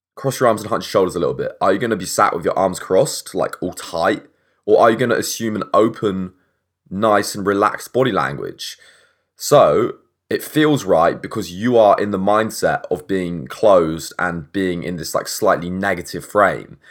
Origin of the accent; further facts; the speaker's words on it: England, United Kingdom; I'm English